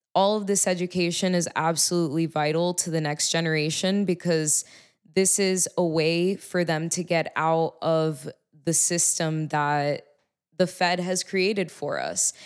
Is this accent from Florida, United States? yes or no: yes; Miami, Florida, United States; I'm from Miami, Florida